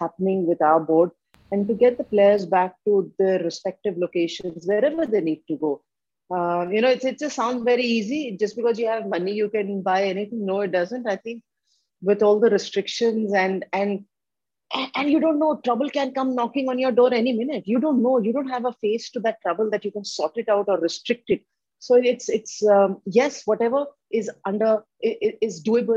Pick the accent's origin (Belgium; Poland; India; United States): India; I'm an Indian